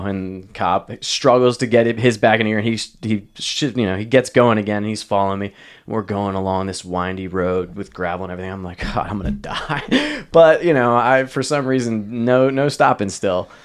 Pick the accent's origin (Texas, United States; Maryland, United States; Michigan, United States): Maryland, United States; moved away; also born or lived in Pennsylvania; I grew up in Maryland outside of D C